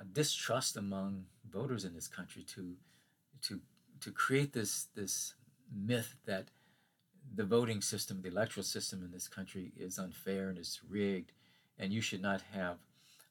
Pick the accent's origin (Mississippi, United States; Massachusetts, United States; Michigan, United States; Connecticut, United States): Mississippi, United States; Hattiesburg; my hometown near Hattiesburg, Mississippi.